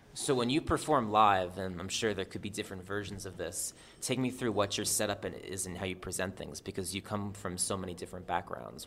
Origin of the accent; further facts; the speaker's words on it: New Jersey, United States; I'm from Jersey.